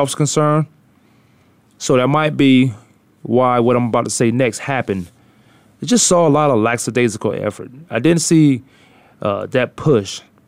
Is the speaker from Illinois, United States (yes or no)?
no; Newport News, Virginia, United States; now in Phoenix, United States; Growing up in Virginia in the Newport News area, Tidewater area